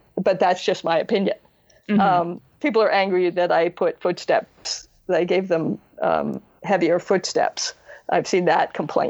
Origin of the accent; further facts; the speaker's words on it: United States; also born or lived in United Kingdom; I had Star Trek growing up in America